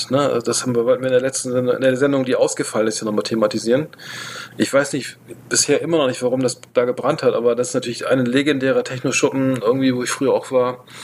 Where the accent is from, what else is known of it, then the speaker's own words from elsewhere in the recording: Bremen, Germany; ich, meine, ich komme aus Bremen